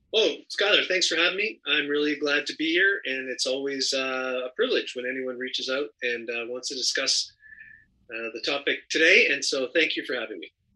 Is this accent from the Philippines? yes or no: no; Canada; moved away as an adult; now in Los Angeles, United States; I'm originally from Canada